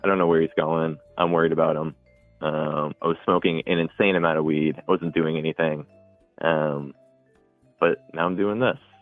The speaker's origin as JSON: {"language": "English", "town": "Cohasset", "region": "Massachusetts", "country": "United States", "tie": "born or raised there", "said": "i was born and raised in Cohasset"}